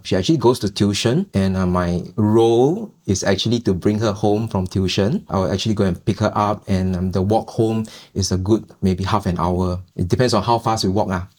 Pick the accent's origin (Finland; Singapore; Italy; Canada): Singapore; We are a Singaporean family